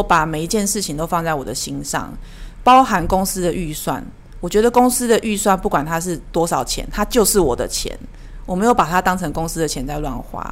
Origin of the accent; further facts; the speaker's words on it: Taiwan; 我们台湾人比较觉得家庭价值没有什么可隐晦的